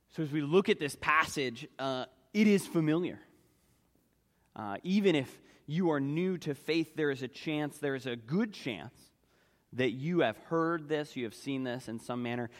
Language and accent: English; Philadelphia, Pennsylvania, United States; growing up in Philadelphia, my father worked in the arts community